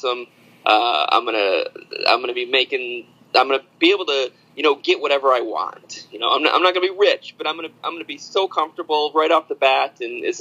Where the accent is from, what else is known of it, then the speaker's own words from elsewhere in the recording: upstate New York, United States; moved away as an adult; also born or lived in Alfred, New York; now in Salem, United States; I'm originally from the East Coast, upstate New York